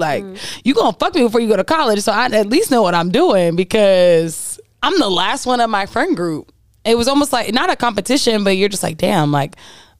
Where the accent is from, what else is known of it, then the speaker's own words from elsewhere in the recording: the North, United States; moved away; growing up north.